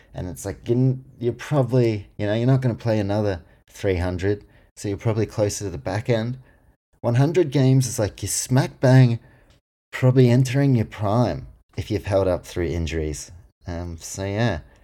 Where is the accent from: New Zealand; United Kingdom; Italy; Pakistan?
New Zealand; I was born in New Zealand, grew up supporting the warriors